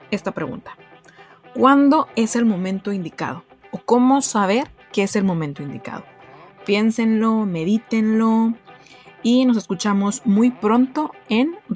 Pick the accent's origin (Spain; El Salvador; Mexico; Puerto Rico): Mexico; Monterrey, Nuevo León; Soy originaria de Monterrey, Nuevo León